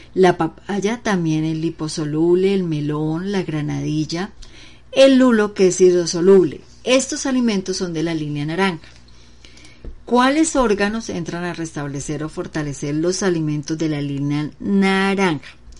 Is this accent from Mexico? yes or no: no; Bucaramanga, Santander, Colombia; also born or lived in Pamplona, Norte de Santander; mi tierra donde nací, una ciudad muy chica, Pamplona norte de Santander, y le dicen apio, pero acá donde yo vivo en Bucaramanga, bueno, toda mi vida casi más de 40 años he vivido en Bucaramanga